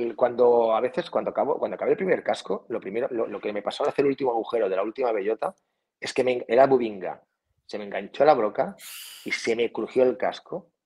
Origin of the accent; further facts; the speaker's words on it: Felanitx, Balearic Islands, Spain; now in Portocolom, Spain; yo soy de Felanich, y que está a 12 kilómetros, y vivo en Puerto Colón, justo aquí al lado